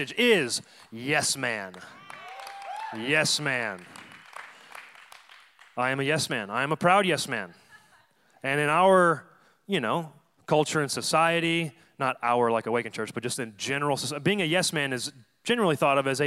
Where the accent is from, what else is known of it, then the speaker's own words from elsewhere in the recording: Dallas, Texas, United States; moved away as an adult; also born or lived in Denton, Texas; now in San Diego, United States; I'm from Dallas, Texas, born and raised